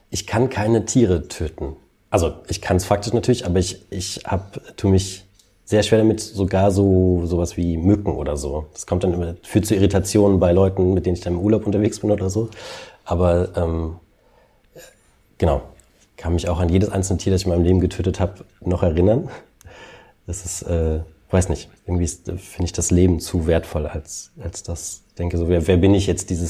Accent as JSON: {"language": "German", "town": "Aachen", "region": "North Rhine-Westphalia", "country": "Germany", "tie": "born or raised there", "also_born_or_lived": "East Germany", "said": "ich bin ja im Osten geboren und dann im, im Westen groß geworden. Und ähm, mein erster Karneval im, in Westdeutschland, das war, wir sind dann nach Aachen gezogen, ähm, da war ich so fünf"}